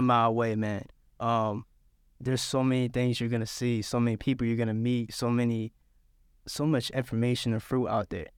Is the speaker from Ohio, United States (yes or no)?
no; Philadelphia, Pennsylvania, United States; also born or lived in Savannah; now in Statesboro, United States; I was raised in Philadelphia